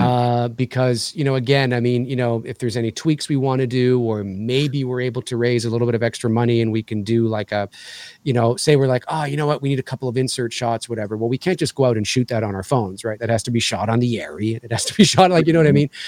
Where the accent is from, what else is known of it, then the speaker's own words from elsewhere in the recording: Canada; as a Canadian